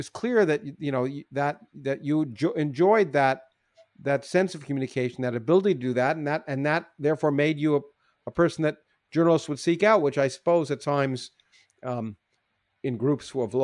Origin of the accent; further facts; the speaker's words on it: Canada; I grew up in Canada